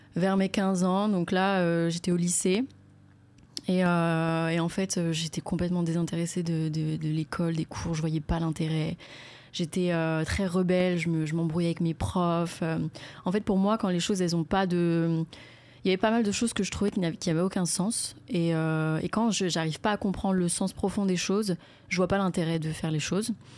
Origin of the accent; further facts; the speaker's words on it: Courcouronnes, Île-de-France, France; moved away as an adult; je suis né à Courcouronne euh, dans le 91. Et j'ai grandi, euh, j'ai grandi là-bas pendant, enfin ouais, on va dire toute ma vie jusqu'à mes 18 ans.